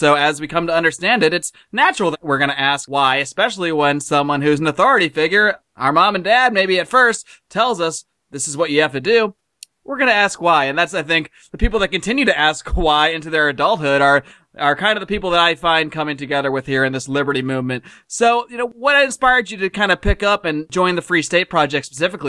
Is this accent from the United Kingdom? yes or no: no; United States; moved away as an adult; also born or lived in Connecticut / Buffalo, New York; now in Los Angeles, United States; I grew up back east. I grew up in Connecticut and as well as Buffalo, New York. So I grew up in cold, and that's one of the things that led me to come out here to California, to Los Angeles about 10 years ago